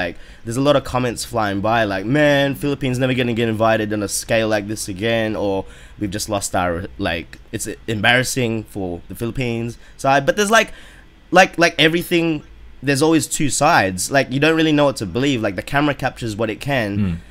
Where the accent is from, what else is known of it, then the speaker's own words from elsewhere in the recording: Australia; us being Filipino Australians